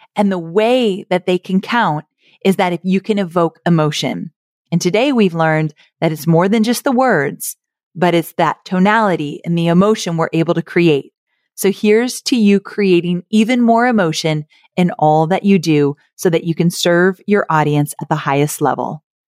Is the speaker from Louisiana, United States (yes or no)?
no; Southern California, United States; Growing up in California